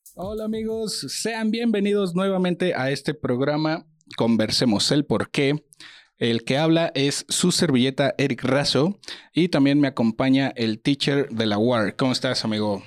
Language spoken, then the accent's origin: Spanish; Mexico; todos somos aquí mexicanos chingones